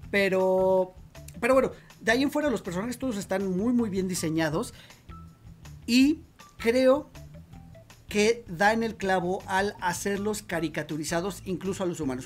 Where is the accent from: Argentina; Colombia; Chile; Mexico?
Mexico; nosotros como mexicanos